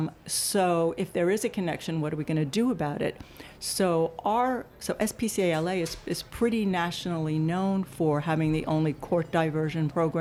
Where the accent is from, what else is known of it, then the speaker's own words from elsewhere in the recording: New York City, New York, United States; also born or lived in Yonkers, New York; now in Los Angeles, United States; I was born in the Bronx, but then, you know, pretty much went to school in Manhattan and college in Manhattan